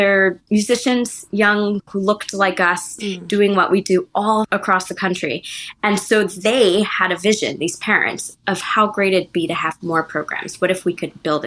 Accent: Lansing, Michigan, United States; I grew up in Lansing, Michigan.

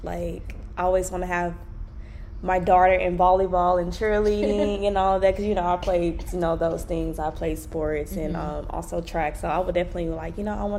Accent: Orange, Texas, United States; You know it's like 15 minutes away from my hometown of Orange.

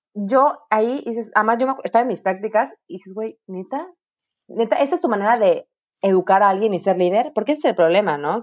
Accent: Mexico; como mexicanos

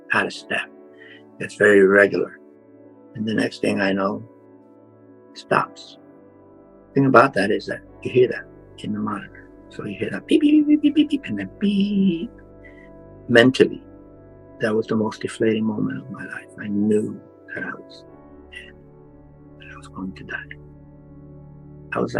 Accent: New York City, New York, United States; now in Florida, United States; I grew up in the South Bronx

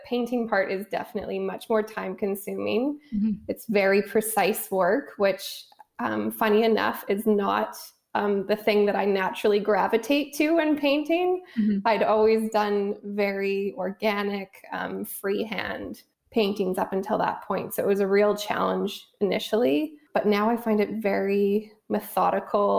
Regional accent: Canada; moved away as an adult; also born or lived in Vancouver, Canada; now in Los Angeles, United States; So being Canadian and having lived in Vancouver for the last 12 years, and then I moved to LA 2 years ago

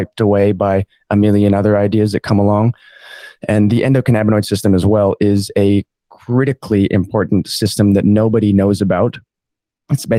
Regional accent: Montana, United States; now in Far North Queensland, Australia; I have an Australian mom and American dad. I grew up in Montana

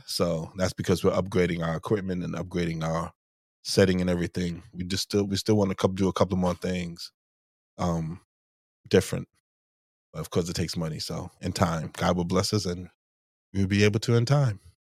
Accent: Bermuda; moved away; growing up in, in Bermuda, maybe growing up in Bermuda 'cause it's so small

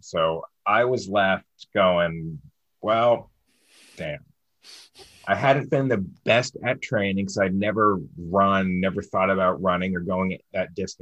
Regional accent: Baltimore, Maryland, United States; I'm from Baltimore, and we're known as Charm City down here.

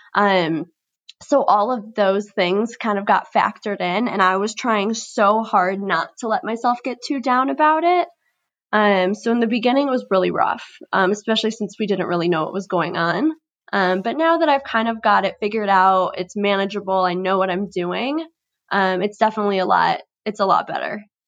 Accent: Chicago, Illinois, United States; I'm twenty-two years old, born and raised in Chicago.

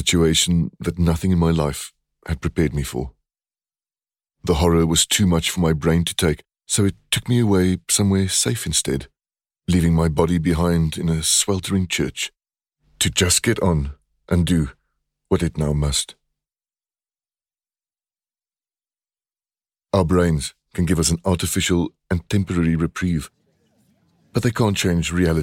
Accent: Stellenbosch, Western Cape, South Africa; moved away; I'm in my hometown, Stellenbosch

